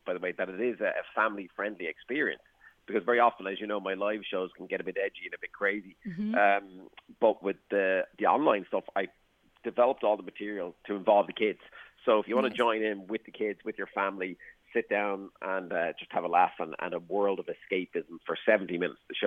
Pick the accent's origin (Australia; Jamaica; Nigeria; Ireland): Ireland; Waterford, Munster; I come from Waterford